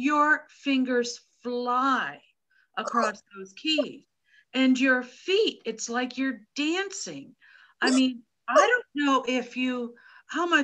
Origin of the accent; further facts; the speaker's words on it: Pittsburgh, Pennsylvania, United States; I'm from Pittsburgh